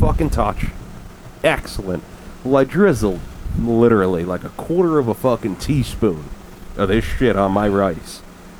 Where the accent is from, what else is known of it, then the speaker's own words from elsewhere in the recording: New Jersey, United States; I'm from New Jersey. And they used to have like bakeries all over the place.